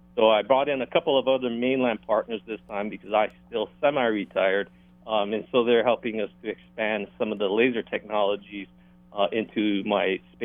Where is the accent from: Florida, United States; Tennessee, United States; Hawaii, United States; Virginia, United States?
Hawaii, United States; Pearl City; now in Maui, United States; I'm actually from Pearl City.